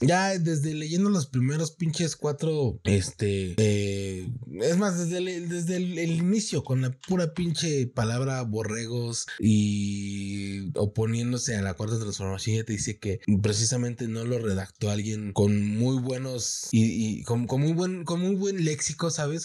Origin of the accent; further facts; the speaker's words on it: Mexico; en mi país